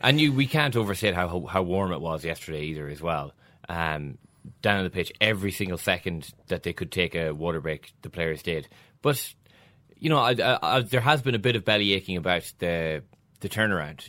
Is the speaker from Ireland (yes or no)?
yes; Ireland